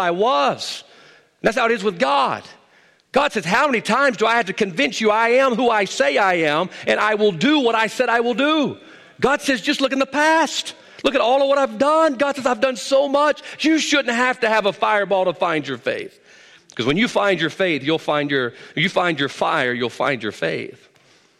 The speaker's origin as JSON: {"language": "English", "country": "United States", "tie": "born or raised there", "said": "I was born in America."}